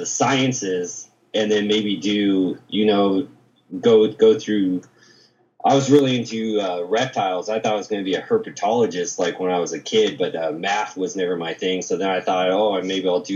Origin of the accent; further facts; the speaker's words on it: La Crescenta, California, United States; moved away as an adult; also born or lived in San Francisco; I grew up just outside of Los Angeles in the foothills in a town called La Crescenta